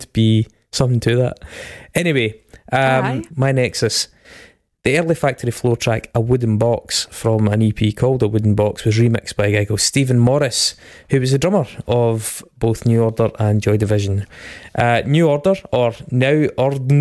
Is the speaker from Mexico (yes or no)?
no; Stirling, Scotland, United Kingdom; I'm from Stirling